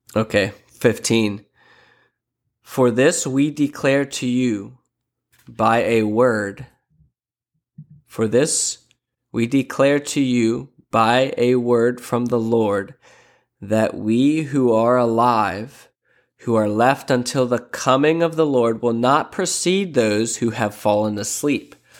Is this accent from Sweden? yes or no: no; Lancaster, Pennsylvania, United States; now in Sarasota, United States; I'm originally from Lancaster, Pennsylvania.